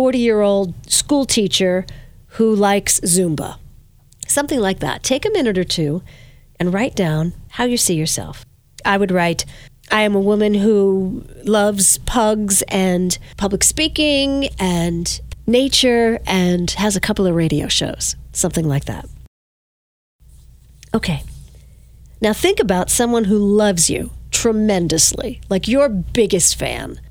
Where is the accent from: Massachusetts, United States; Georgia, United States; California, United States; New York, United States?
New York, United States; Verplanck; when I was a little girl growing up in Verplank, I lived in a brown house